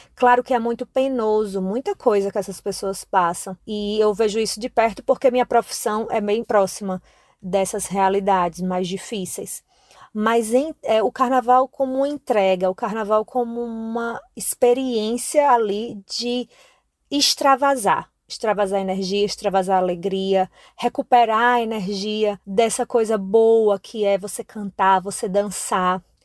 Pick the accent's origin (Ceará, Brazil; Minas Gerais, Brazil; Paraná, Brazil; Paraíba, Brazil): Paraíba, Brazil; moved away as an adult; now in Salvador, Brazil; Eu sou nordestina, mas não sou da Bahia, sou paraibana